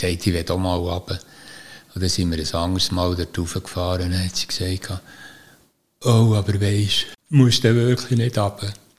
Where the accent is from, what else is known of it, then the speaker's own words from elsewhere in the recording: Niederbipp, Bern, Switzerland; moved away as an adult; also born or lived in Fraubrunnen; weil ich in Niederbipp aufgewachsen bin, am Hogeran, über dem Spital